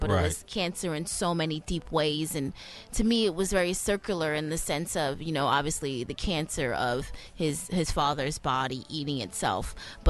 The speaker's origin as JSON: {"language": "English", "region": "New York", "country": "United States", "said": "I come from New York and I just came from Atlanta a few weeks ago"}